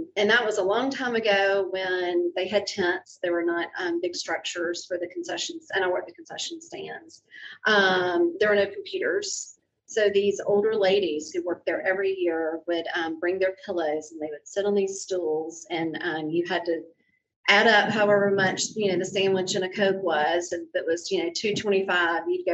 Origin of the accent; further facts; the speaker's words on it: Thomson, Georgia, United States; accent: Southern; I'm from Thompson, Georgia, which is just 30 miles west of Augusta